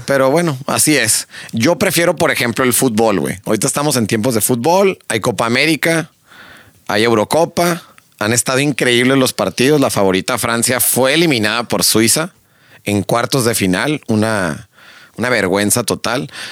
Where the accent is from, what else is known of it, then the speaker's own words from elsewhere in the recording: Mexico; como mexicano